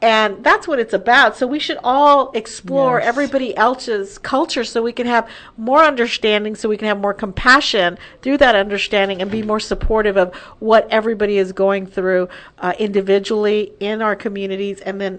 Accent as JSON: {"language": "English", "town": "El Paso", "region": "Texas", "country": "United States", "tie": "born or raised there", "said": "growing up in El Paso, which is predominantly Hispanic on the border of Juarez and Mexico, big, of course, influx, large Latino community there"}